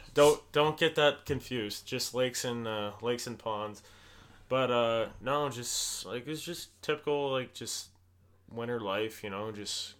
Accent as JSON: {"language": "English", "town": "Anchorage", "region": "Alaska", "country": "United States", "tie": "born or raised there", "also_born_or_lived": "Fairbanks, Alaska", "said": "I moved from Fairbanks to Anchorage when I was just 10."}